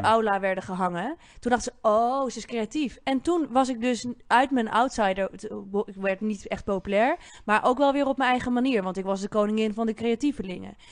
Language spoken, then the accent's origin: Dutch; Bussum, North Holland, Netherlands; ik kom ook uit Bussum